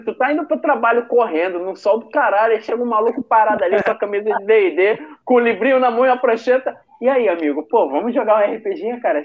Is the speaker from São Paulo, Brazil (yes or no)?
no; Rio de Janeiro, Brazil; eu sou daqui de Bolsa